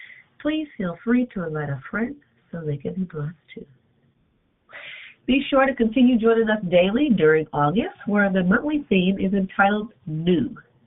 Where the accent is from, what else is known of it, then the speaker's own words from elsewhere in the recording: Arizona, United States; from Arizona.